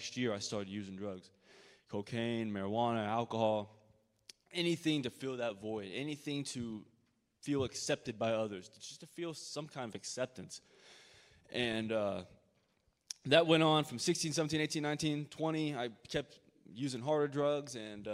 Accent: Decatur, Illinois, United States; I'm from Decatur, Illinois, and my childhood was very gracious

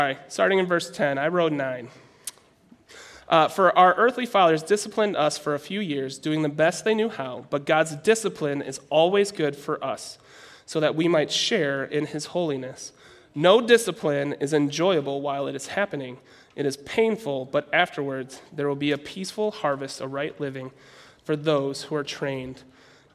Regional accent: Minnesota, United States; I'm from Minnesota

